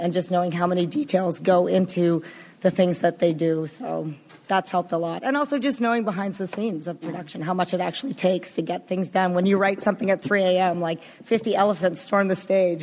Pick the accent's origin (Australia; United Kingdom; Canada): Canada; I'm from Canada